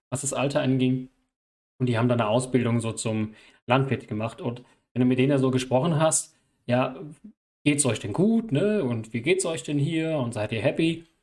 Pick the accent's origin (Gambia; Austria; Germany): Gambia; German is a second language; das ist nicht selbstverständlich bei uns in Gambia